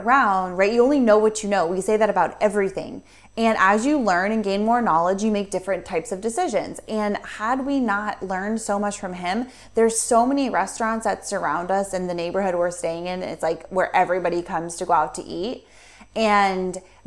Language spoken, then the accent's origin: English; United States; moved away; we're American